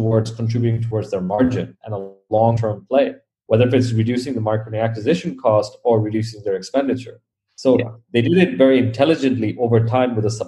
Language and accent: English; Bangladesh; growing up in Bangladesh, we never had unlimited money, unlimited anything.